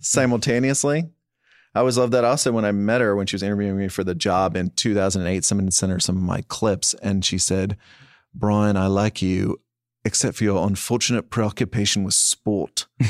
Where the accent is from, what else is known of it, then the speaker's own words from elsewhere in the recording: Texas, United States; moved away; you and I were provincials, right? Growing up in Texas